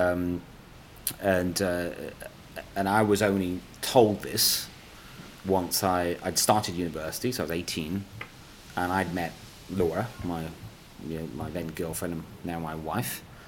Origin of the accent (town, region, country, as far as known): Bristol, South West England, United Kingdom; born or raised there; accent: English; first language Punjabi; English is a second language